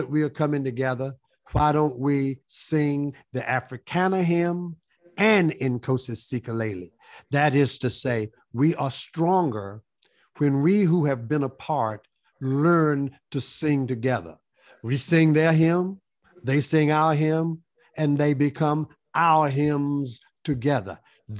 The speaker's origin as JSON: {"language": "English", "region": "the South", "country": "United States", "said": "you know, I'm from the South where you are from."}